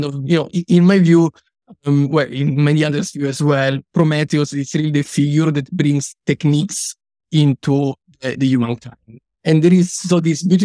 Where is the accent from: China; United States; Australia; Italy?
Italy; I come from Italy